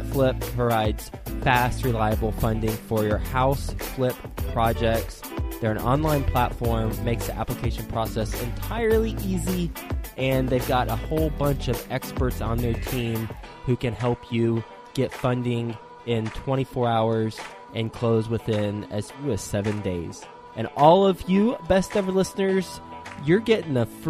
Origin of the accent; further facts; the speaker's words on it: Fort Worth, Texas, United States; Fort Worth, Texas, my hometown.